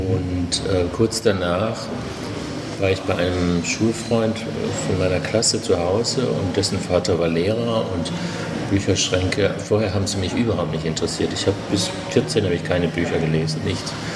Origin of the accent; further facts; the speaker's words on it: Southern Black Forest, Baden-Württemberg, Germany; moved away as an adult; also born or lived in Lake Constance / Konstanz; now in Berlin, Germany; ursprünglich geboren bin ich am Bodensee und aufgewachsen aber zuerst in Baden-Baden und dann im Südschwarzwald